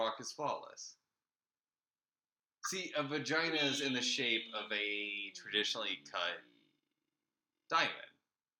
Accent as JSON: {"language": "English", "town": "Jacksonville", "region": "Florida", "country": "United States", "tie": "born or raised there", "moved": "yes", "said": "Jacksonville, Florida, where I grew up"}